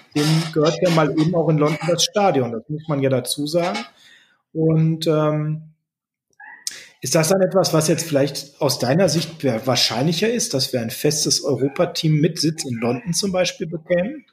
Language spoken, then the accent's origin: German; Germany; als Deutscher